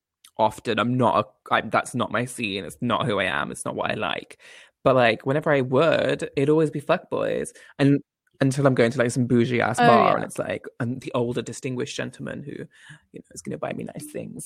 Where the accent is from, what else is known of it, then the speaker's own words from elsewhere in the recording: Coventry, West Midlands, United Kingdom; I'm from Coventry.